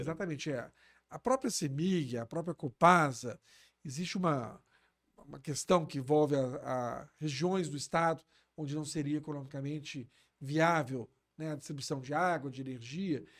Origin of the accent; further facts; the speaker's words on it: Belo Horizonte, Minas Gerais, Brazil; Eu tenho um carinho todo especial pela cidade onde eu nasci